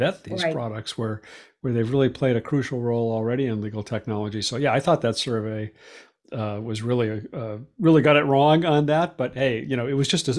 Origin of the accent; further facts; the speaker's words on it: Boston, Massachusetts, United States; Boston because it's like my hometown